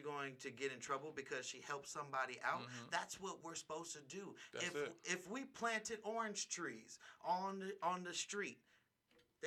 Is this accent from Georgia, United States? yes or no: no; Bay Area, California, United States; now in Las Vegas, United States; in my hometown of the Bay Area